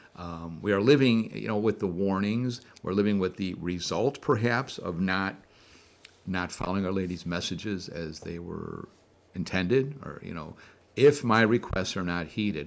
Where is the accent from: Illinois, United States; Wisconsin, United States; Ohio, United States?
Illinois, United States; Chicago; now in New Jersey, United States; I am a Chicagoan